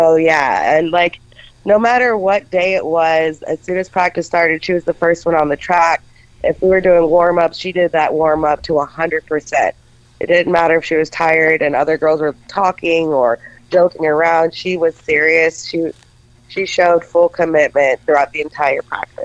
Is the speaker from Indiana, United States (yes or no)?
no; Detroit, Michigan, United States; now in Texas, United States; I'm originally from Detroit.